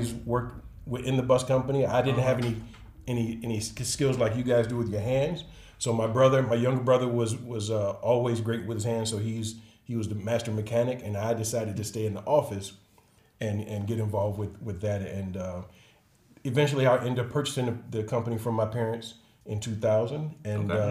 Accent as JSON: {"language": "English", "town": "Chicago", "region": "Illinois", "country": "United States", "tie": "born or raised there", "also_born_or_lived": "Harvey, Illinois", "said": "I am from Chicago. Bronzeville neighborhood, third generation. Moved to Harvey when we were eight or nine years old"}